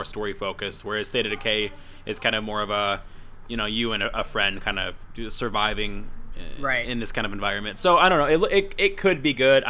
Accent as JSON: {"language": "English", "country": "United States", "said": "as an American"}